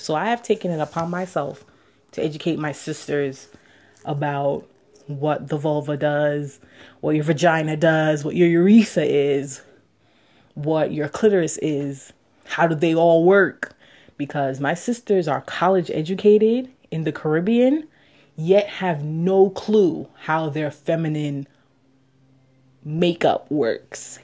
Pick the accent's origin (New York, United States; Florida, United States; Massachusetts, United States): New York, United States; New York City; also born or lived in Jamaica; I'm from Queens, New York, and I would just like to share my experiences as a Jamaican woman exploring her sexuality.